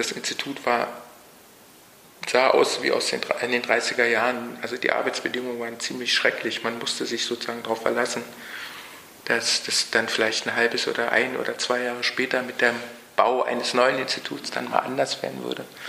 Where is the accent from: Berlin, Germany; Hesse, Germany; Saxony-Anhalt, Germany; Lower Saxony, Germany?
Berlin, Germany; moved away as an adult; also born or lived in United Kingdom; ich bin 1956 geboren ähm, in Ostberlin, groß geworden